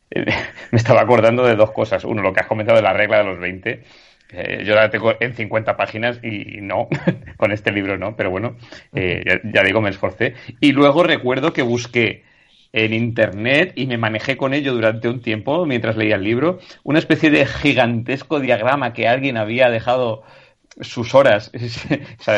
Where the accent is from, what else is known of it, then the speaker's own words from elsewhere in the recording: Spain; moved away; Yo, yo me lo llevé también cuando me fui a vivir fuera de España y fue como, bueno, mis momentos de soledad así